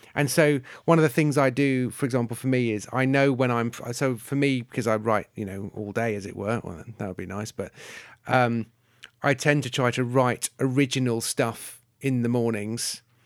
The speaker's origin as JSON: {"language": "English", "country": "United Kingdom", "said": "I'm British"}